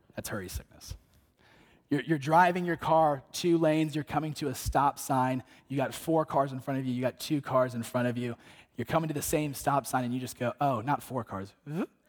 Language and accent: English; North Carolina, United States; moved away; visit my parents in North Carolina at the beach just to get eight days away, um, in my hometown